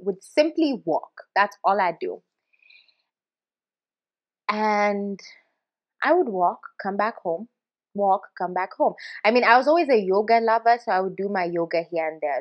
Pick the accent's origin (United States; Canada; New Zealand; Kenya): Kenya; I'm a Kenyan